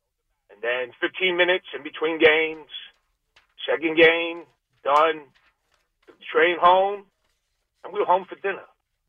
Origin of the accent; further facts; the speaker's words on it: New York City, New York, United States; also born or lived in Corum; We grew up in Brooklyn. We didn't have a car.